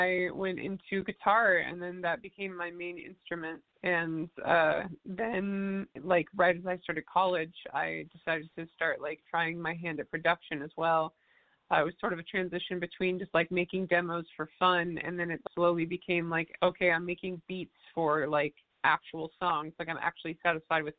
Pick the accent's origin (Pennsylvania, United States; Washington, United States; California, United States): Washington, United States; Seattle; I was born and raised in Seattle.